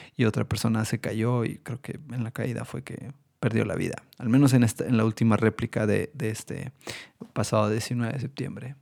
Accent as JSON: {"language": "Spanish", "country": "Mexico", "said": "todos como mexicanos quisiéramos"}